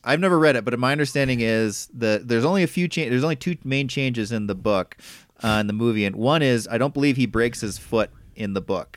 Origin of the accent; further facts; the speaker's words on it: Midwest, United States; growing up in the Midwest